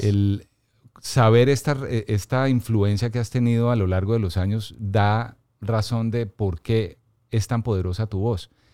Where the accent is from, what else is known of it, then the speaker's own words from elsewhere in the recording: Bogotá, Colombia; Soy bogotano, aunque tengo mi, corazón también en la costa